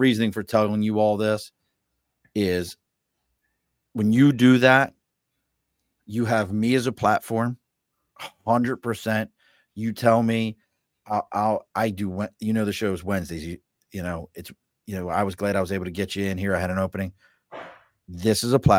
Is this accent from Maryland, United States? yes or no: yes; Baltimore, Maryland, United States; moved away; also born or lived in Saratoga, New York; I'm not from New York, from Baltimore